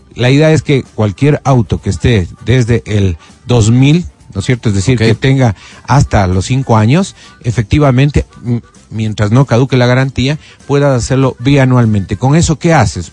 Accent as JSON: {"language": "Spanish", "town": "Quito", "region": "Pichincha", "country": "Ecuador", "tie": "born or raised there", "said": "Aquí en Quito"}